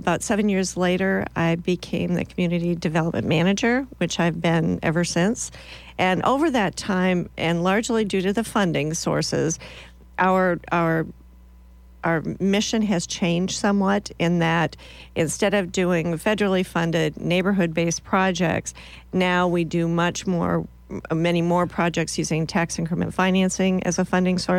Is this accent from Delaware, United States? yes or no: no; Minnesota, United States; moved away as an adult; also born or lived in Iowa; now in Lincoln, United States; I'm originally from Minnesota.